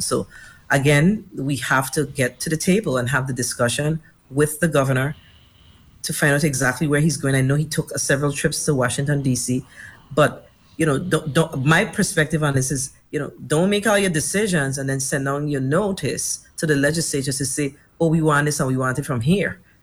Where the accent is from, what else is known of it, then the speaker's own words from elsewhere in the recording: U.S. Virgin Islands; as a young girl here growing up in the Virgin Islands